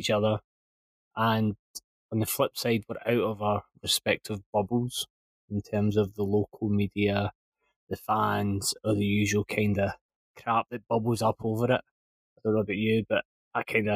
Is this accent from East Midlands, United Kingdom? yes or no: no; Scotland, United Kingdom; being Scottish